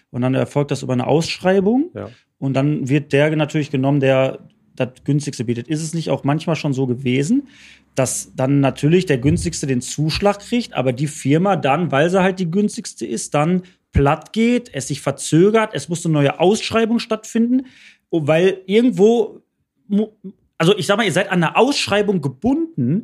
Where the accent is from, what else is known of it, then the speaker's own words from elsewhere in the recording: Bottrop, North Rhine-Westphalia, Germany; Ich bin in Bottrop groß geworden